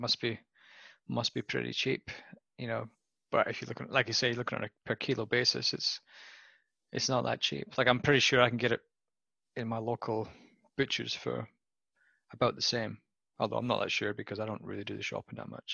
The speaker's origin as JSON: {"language": "English", "region": "Scotland", "country": "United Kingdom", "also_born_or_lived": "Western Australia", "moved": "as an adult", "lives_now": "Australia", "said": "as a Scotsman"}